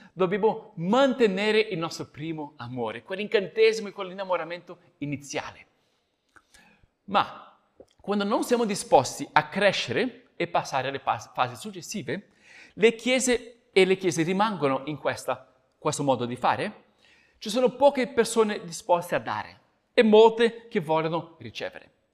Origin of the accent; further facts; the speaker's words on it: Brazil; moved away; come brasiliano